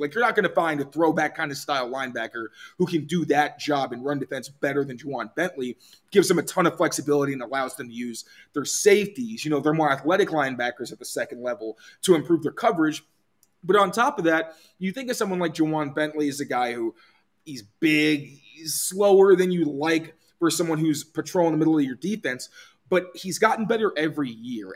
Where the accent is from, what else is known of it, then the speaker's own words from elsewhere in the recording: Chicago, Illinois, United States; moved away; I'm originally from Chicago